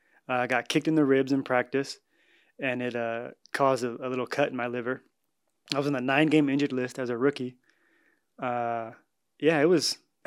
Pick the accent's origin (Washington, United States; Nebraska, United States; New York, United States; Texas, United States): Washington, United States; Seattle; moved away as an adult; also born or lived in Idaho; now in Edmonton, Canada; Born and raised in Seattle, Washington, yep.